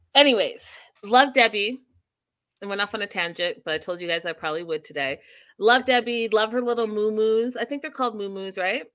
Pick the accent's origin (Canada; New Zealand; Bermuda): Canada; as a Canadian